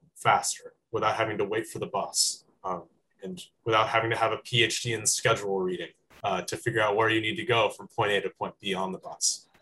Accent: Walnut Creek, California, United States; I'm from Walnut Creek, California, which is in the San Francisco Bay Area

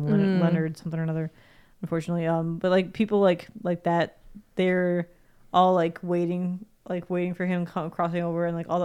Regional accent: Australia; moved away; As an Australian

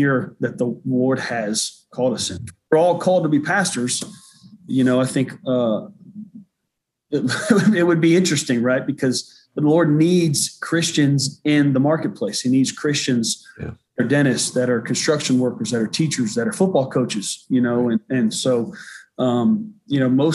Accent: the South, United States; moved away as an adult; also born or lived in Massachusetts / Indianapolis, Indiana / Houston, Texas / Charlotte, North Carolina; I grew up in the South

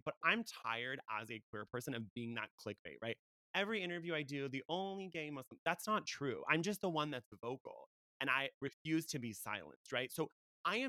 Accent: United States; I was born in America. People say, wow, you don't have an accent. Why would I have an accent? I was born in America

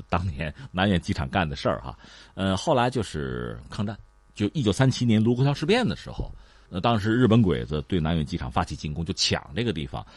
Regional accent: China; 我们作为中国人

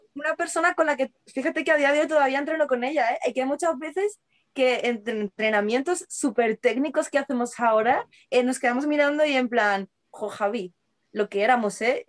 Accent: Seville, Andalusia, Spain; now in Madrid, Spain; yo nací en Sevilla, pero yo me he criado allí, yo he vivido allí hasta que me mudé a Madrid

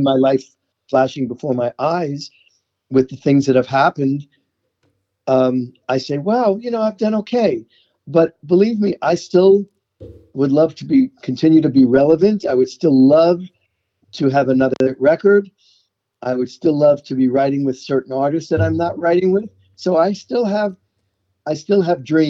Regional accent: New York City, New York, United States; accent: New York; moved away as an adult; also born or lived in Brooklyn, New York; now in Los Angeles, United States; I was born in New York, born in Brooklyn, raised in Queens

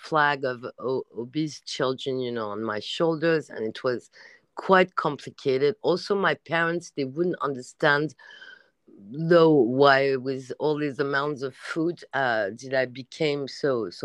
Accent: France; English is a second language

